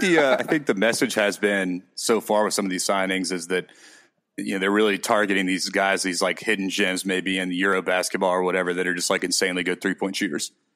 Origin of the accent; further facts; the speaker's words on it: Memphis, Tennessee, United States; I'm from Memphis